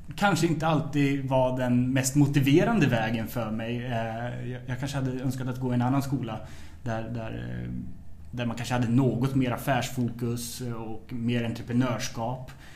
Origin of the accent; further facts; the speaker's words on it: Trosa, Södermanland, Sweden; also born or lived in Nyköping; är uppvuxen i en skärgårdsidyll eh, strax söder om Stockholm som heter Trosa.